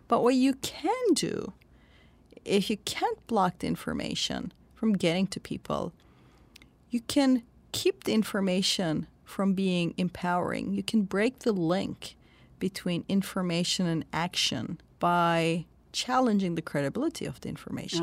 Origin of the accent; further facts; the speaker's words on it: Turkey; moved away; I'm from Turkey, and I grew up under the nineteen eighty military coup. I was a child then.